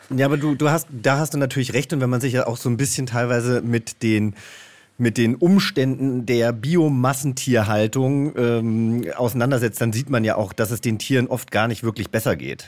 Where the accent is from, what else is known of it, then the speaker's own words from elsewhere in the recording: Hesse, Germany; also born or lived in Franconia / Bavaria; now in Berlin, Germany; ich komme ja aus Hessen